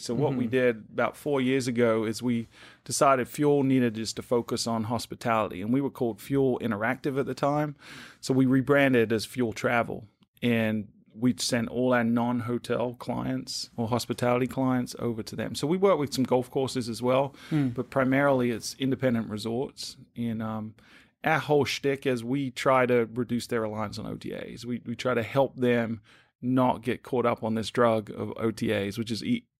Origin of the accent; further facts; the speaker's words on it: United Kingdom; moved away as an adult; now in United States; So my accent's a little wonky. I'm originally from the UK, but I knew I wanted to move to the US at some point, thinking it was space science.